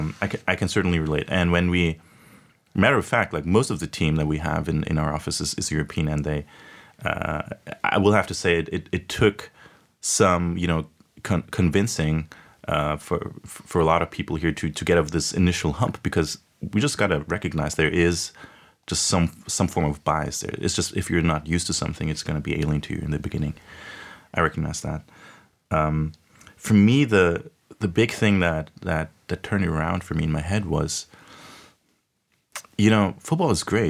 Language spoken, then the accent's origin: English; Munich, Bavaria, Germany; I grew up in Germany, you know, in Munich.